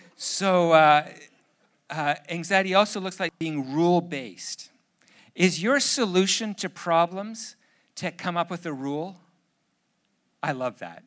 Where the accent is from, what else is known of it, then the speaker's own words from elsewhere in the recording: Canada; I'm too Canadian